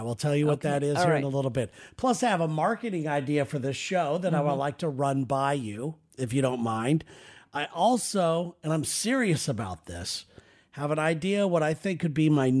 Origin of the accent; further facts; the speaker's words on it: Southern California, United States; now in Seattle, United States; Growing up in Southern California